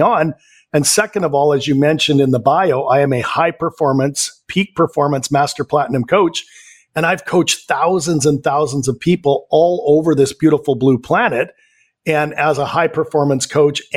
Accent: Vancouver, British Columbia, Canada; born and raised in Vancouver, Canada. So I'm a Canadian.

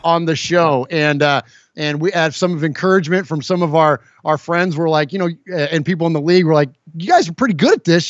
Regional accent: San Jose, California, United States; also born or lived in Middle Tennessee; now in Nashville, United States; I grew up in the Bay Area, grew up in San Jose

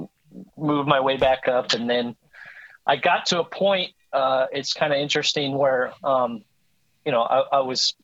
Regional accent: Seattle, Washington, United States; moved away; also born or lived in Oregon; I'm originally from Seattle, so that's what got me back to Seattle

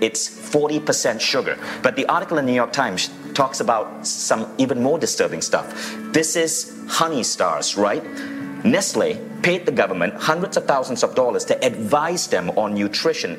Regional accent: Malaysia; I'm filming this in Malaysia. Malaysia is where Mind Valley HQ is based, and I grew up in this country.

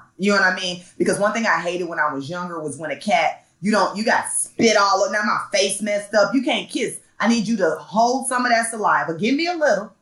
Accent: Chicago, Illinois, United States; I'm from Chicago

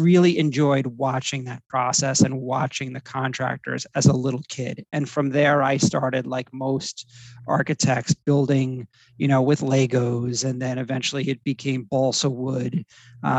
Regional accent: Middletown, New Jersey, United States; moved away as an adult; also born or lived in Miami / Los Angeles; I'm from Middletown, New Jersey. So it's a Jersey Shore town

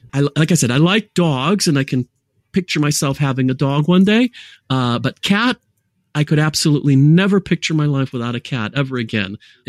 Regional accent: United States; So I was raised in the United States of America. My mother's French, so my accent was never Californian, dude. It was never Chicago. It was never Detroit. It was never Philadelphia.

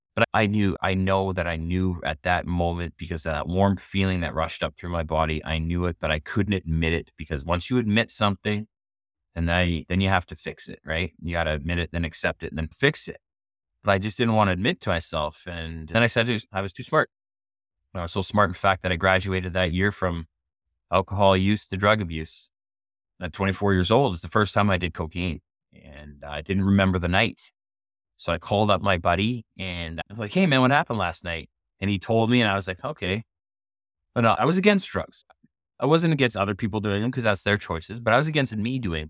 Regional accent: Canada; growing up in Canada, I was a hockey player growing up.

